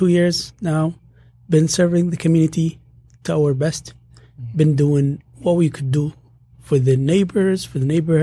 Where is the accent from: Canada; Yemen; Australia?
Yemen; moved away as an adult; now in Hamtramck, United States; I'm from Yemen, Middle East